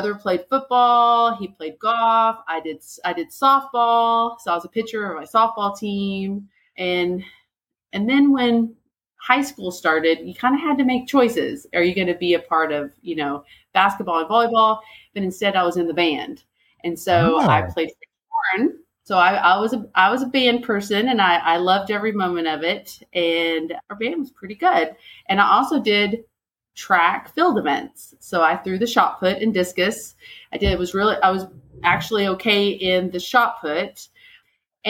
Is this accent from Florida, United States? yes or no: no; Denver City, Texas, United States; I was born and raised in West Texas over in the Panhandle. And so I'm a small town West Texas girl. We had three stoplights, a little town called Denver City